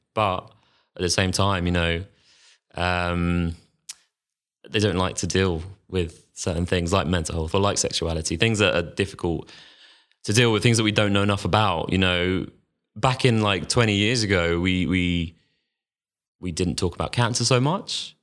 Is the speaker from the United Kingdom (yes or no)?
yes; London, United Kingdom; also born or lived in Manchester; I'm from London, I, I went off to university in Manchester.